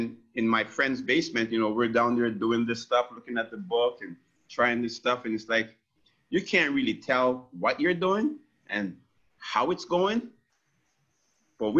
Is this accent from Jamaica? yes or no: yes; Jamaica; now in Windsor, Canada; I'm Jamaican, 100% grade